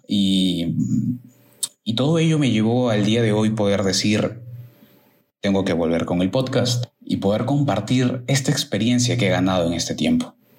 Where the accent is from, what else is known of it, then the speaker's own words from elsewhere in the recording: Lima, Peru; en mi país, que es Perú, en mi ciudad Lima